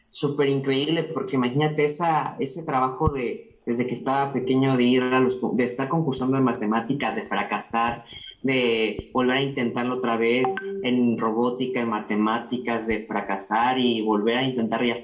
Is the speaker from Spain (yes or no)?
no; Mexico; Pues toda esa gente, mi pueblo, mi país, me alimentaba para seguir adelante y para nunca cambiar y seguir apuntando hacia las estrellas.